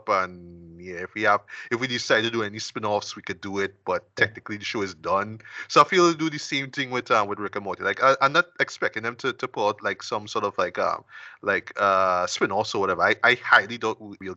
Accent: Trinidad & Tobago; I'm a Trinidadian

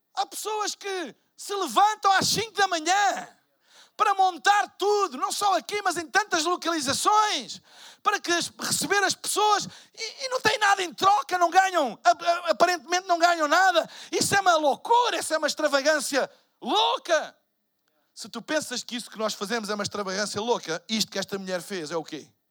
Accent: Portugal; Eu sou de Portugal.

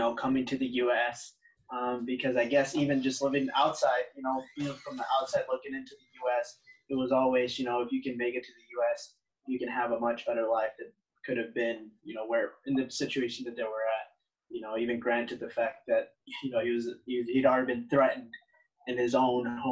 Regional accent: Wilmington, United States; also born or lived in Chimalhuacan, State of Mexico, Mexico; now back here in my hometown, which is Wilmington

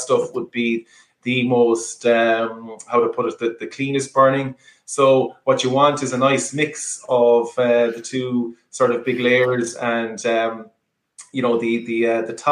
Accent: Gaeltacht region, Galway, Connacht, Ireland; we're from the Gaeltacht region, but at the moment, the current distillery is in Salt Hill, so just it's Galway City

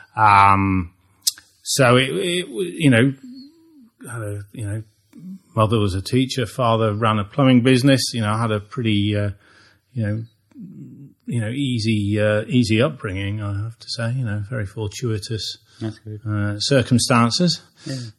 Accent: Long Eaton, East Midlands, United Kingdom; a town called Long Eaton in the uh, East Midlands of the UK

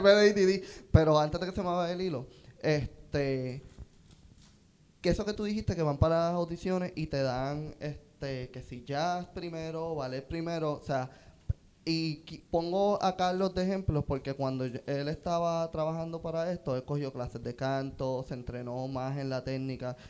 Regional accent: Puerto Rico; moved away as an adult; yo no me quiero ir de Puerto Rico

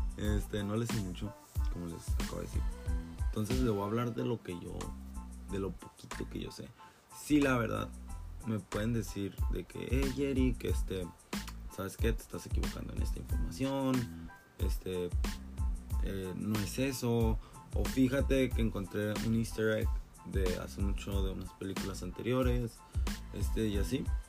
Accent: Mexico; para mí que soy mexicano

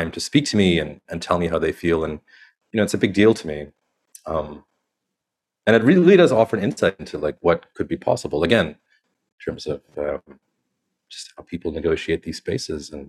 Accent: Canada; now in India; growing up in Canada

